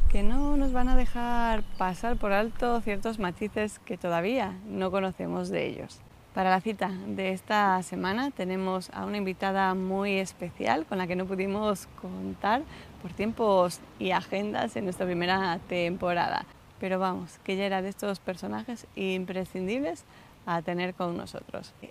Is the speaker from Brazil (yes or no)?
no; Galicia, Spain; moved away as an adult; now in Salamanca, Spain